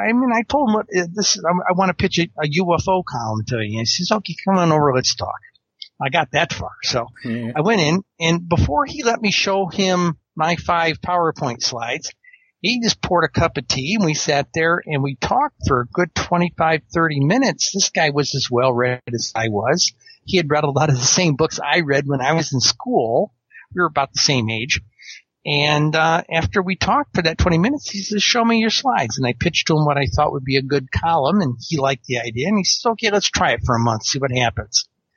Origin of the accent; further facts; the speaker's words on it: New York, United States; I was reading these interesting accounts, particularly in my home state of New York.